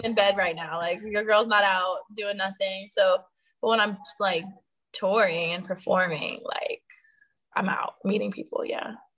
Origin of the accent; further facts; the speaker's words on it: Sacramento / San Francisco, California, United States; performing in Sacramento and in San Francisco is lit because that's like half my hometown